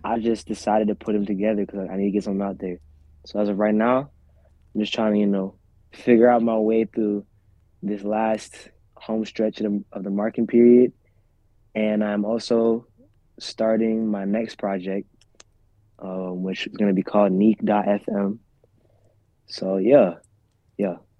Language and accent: English; central Pennsylvania, United States; also born or lived in Rwanda; I'm from a little town in central PA